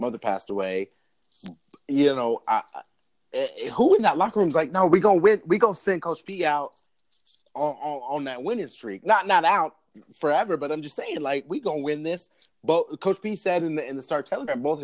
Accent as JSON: {"language": "English", "region": "Oklahoma", "country": "United States", "said": "I'm from Oklahoma"}